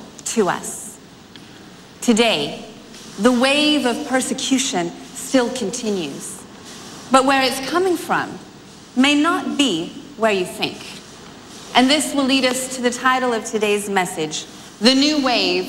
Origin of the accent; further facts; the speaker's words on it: United States; I'm from America